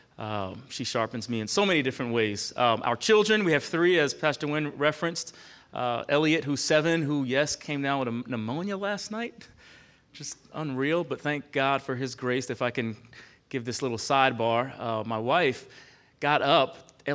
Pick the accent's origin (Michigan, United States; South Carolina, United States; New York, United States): New York, United States; Long Island; moved away as an adult; now in Charlottesville, United States; Born and raised on Long Island, New York